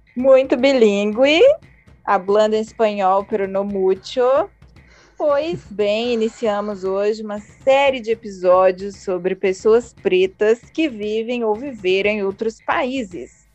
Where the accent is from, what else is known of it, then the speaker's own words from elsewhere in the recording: Brazil; nós brasileiros